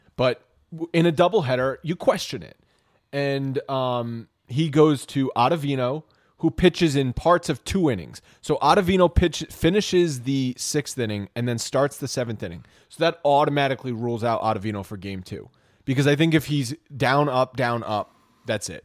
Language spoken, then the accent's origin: English; New York, United States; We are, uh, New Yorkers. We are from the Northeast